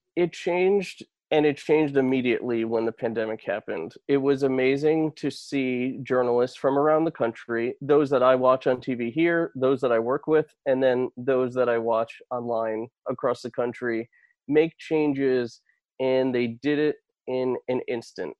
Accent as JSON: {"language": "English", "region": "Connecticut", "country": "United States", "tie": "born or raised there", "said": "Fox 61, my hometown station"}